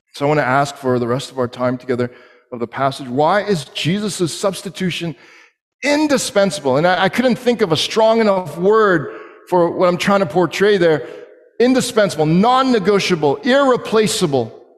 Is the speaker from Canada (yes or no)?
yes; Canada